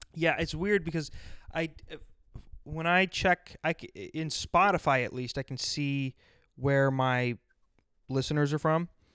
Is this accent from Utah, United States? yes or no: no; South Dakota, United States; moved away; I was from South Dakota